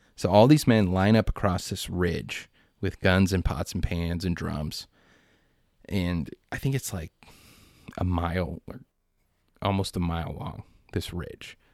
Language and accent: English; United States; I'm American